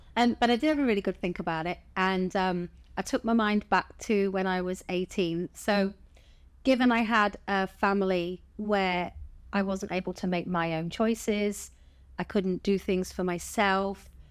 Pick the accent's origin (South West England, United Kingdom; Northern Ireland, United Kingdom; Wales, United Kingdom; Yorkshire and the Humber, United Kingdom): South West England, United Kingdom; Bournemouth; I'm originally from Bournemouth. Um, I was born there.